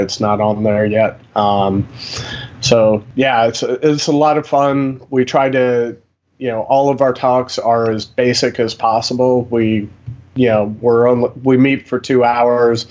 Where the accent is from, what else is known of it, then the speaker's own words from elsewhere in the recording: Northern Virginia, United States; moved away as an adult; also born or lived in Nebraska; I grew up in Northern Virginia.